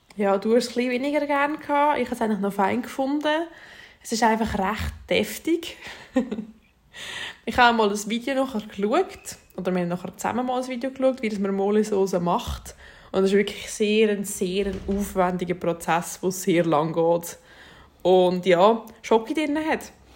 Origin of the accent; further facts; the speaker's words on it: Switzerland; bei uns in der Schweiz